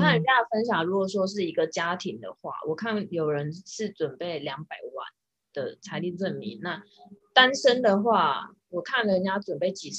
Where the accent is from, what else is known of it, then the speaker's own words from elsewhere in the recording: Taiwan; now in United States; 尤其你我们像我们台湾人的身份，因为台美的外交关系还不错，